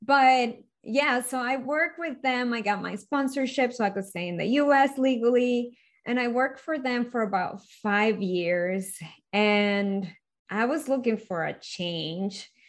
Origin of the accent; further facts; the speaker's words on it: Venezuela; moved away; I was born and raised in Venezuela